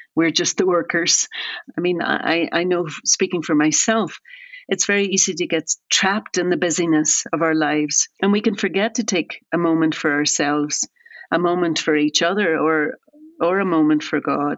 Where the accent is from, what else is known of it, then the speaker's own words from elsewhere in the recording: Ireland; now in United States; I'm originally from Ireland, and I've lived in America for a very long time